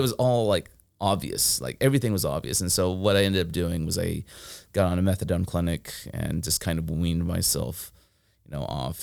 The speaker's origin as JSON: {"language": "English", "town": "Fresno", "region": "California", "country": "United States", "tie": "born or raised there", "also_born_or_lived": "Philadelphia / San Luis Obispo", "moved": "as an adult", "said": "I grew up in Fresno, and Fresno is, like, a red dot in blue California"}